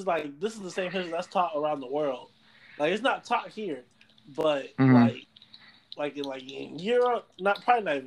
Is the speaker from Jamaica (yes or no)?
yes; Jamaica; I'm Jamaican